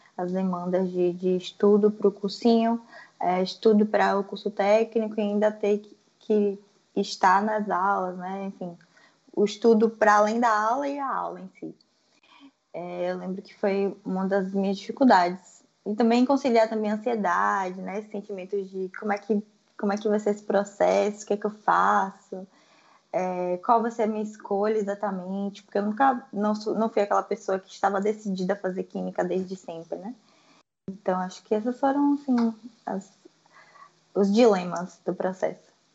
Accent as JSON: {"language": "Portuguese", "town": "Salvador", "region": "Bahia", "country": "Brazil", "said": "Sou de Salvador, na Bahia."}